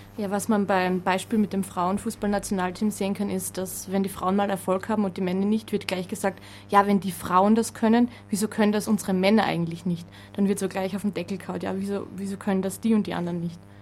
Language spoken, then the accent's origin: German; Vienna, Austria; Ich komme aus, komm aus Wien